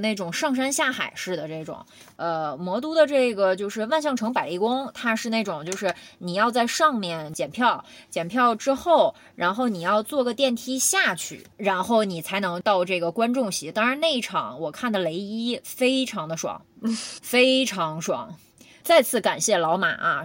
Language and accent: Chinese; Northeast China, China; 我们东北虎